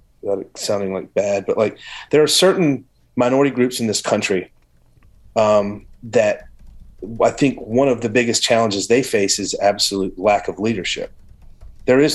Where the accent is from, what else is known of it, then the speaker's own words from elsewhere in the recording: the South, United States; I grew up in the South